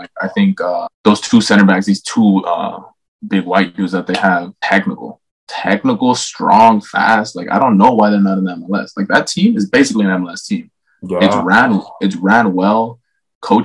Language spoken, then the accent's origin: English; Mexico; now in United States; When I came in from Mexico, I came out here and I came in with a little bit of a like I'm 10 times more technical than all the guys here.